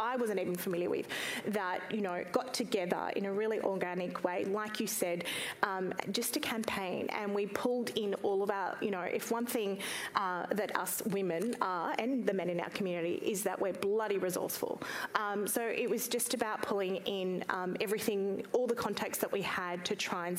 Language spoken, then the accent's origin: English; Afghanistan; now in Australia; my home country